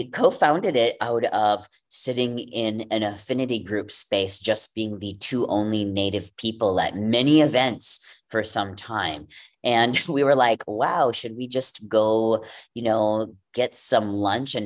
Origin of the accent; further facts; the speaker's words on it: Wisconsin, United States; First Stage Milwaukee in Wisconsin. Woo, my home state.